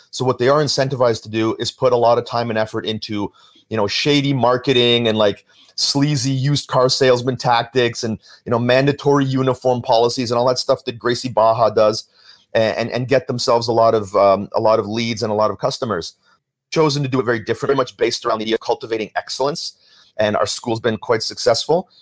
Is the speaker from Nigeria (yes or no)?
no; Vancouver, British Columbia, Canada; moved away; also born or lived in Toronto; I was growing up in Vancouver.